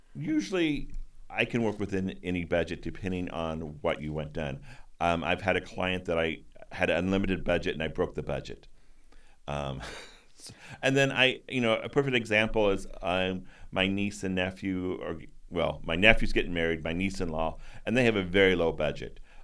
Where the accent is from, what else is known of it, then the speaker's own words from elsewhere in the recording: Midwest, United States; moved away as an adult; now in New England, United States; I'm from the Midwest